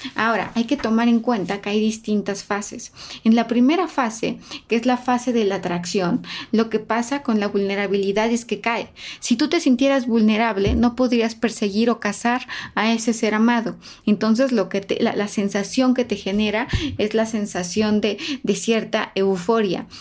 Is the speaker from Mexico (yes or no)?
yes; Mexico; somos un país especialmente cálido. Somos eh, los mexicanos, los latinos, somos muy cálidos